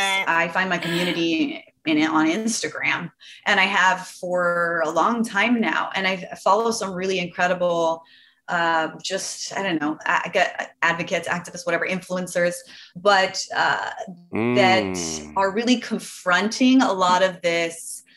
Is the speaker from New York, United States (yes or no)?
no; Los Angeles, California, United States; Oh, LA.